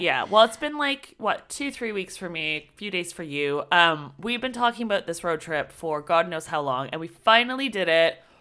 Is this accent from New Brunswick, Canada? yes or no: no; near Toronto, Ontario, Canada; we're from Toronto, well, near Toronto